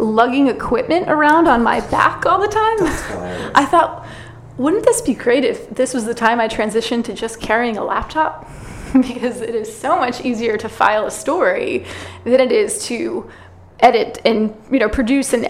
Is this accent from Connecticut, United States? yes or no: yes; Connecticut, United States; moved away as an adult; also born or lived in Massachusetts / New York City, United States; now in California, United States; I'm from Connecticut originally